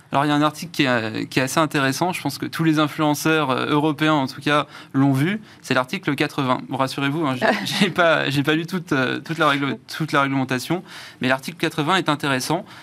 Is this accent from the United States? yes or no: no; France; accent: Frenchy; Désolé pour mon accent assez Frenchy